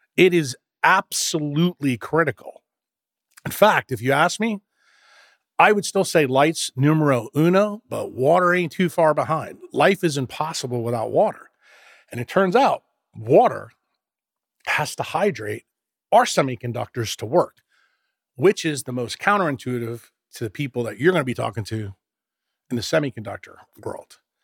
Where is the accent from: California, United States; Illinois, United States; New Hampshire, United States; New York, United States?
New York, United States; when you and I grew up in New York